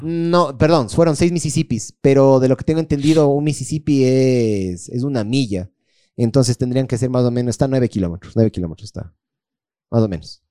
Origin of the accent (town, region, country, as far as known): Ecuador